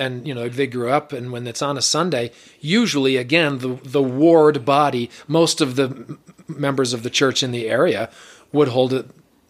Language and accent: English; Michigan, United States; moved away